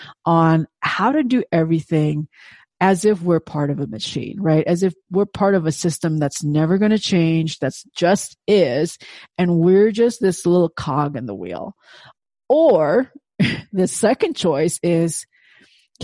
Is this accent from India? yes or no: no; Indonesia; first language Indonesian; English is a second language; moved away as an adult; in Indonesian, of course, my native tongue